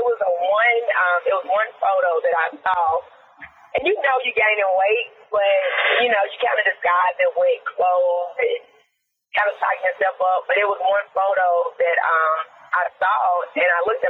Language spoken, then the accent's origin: English; Memphis, Tennessee, United States; moved away as an adult; now in Tampa, United States; I'm from Memphis, so from the Deep South, right? And I want to say that I definitely grew up like a lot of Black kids, definitely in Deep South